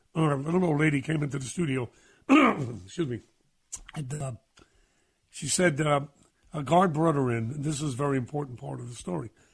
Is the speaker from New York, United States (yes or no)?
yes; New York City, New York, United States; I'm a kid from Brooklyn